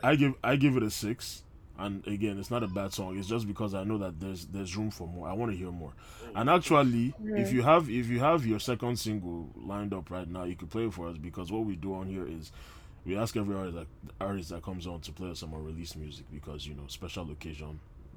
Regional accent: Nigeria; as especially as a Nigerian man

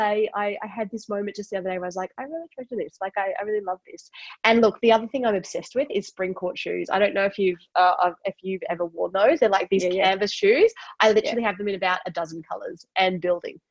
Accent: Queensland, Australia; I'm a Queenslander, right? I grew up in Queensland

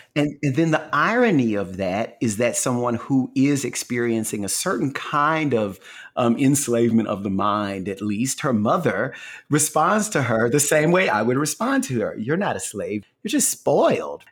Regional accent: the South, United States; I'm just from the South

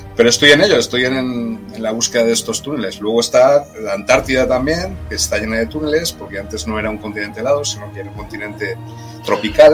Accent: Granada, Andalusia, Spain; Granada, donde yo nací

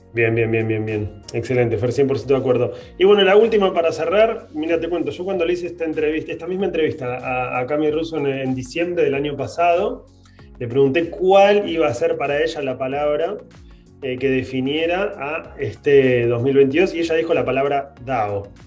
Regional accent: Argentina; tenemos nosotros como argentinos una relación con el dinero particular

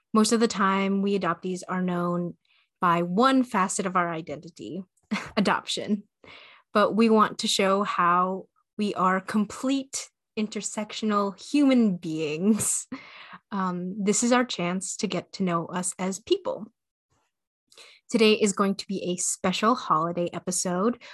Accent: Michigan, United States; also born or lived in Jiangxi, China; I was raised in Michigan and I still live here

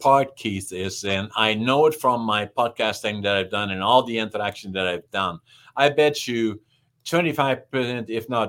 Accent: the Northeast, Netherlands; English is a second language; now in Canada; And then, you know, growing up in Holland, I spoke dialect in the extreme northeastern part of Holland. They don't even understand me. So I had to acquire to speak high Dutch. And by, I barely got that under control. Then I'm in Canada. I can't speak English.

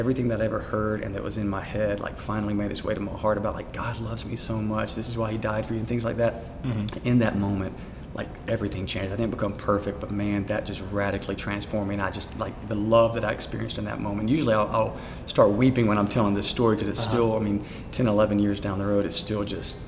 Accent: Prattville, Alabama, United States; also born or lived in Montgomery, Alabama / Union Springs, Alabama; when I was about 8 years old, I moved with my mom and my sister to Prattville.

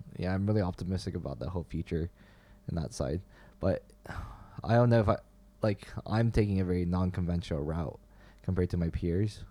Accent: Beijing, China; now in Canada; growing up in Beijing

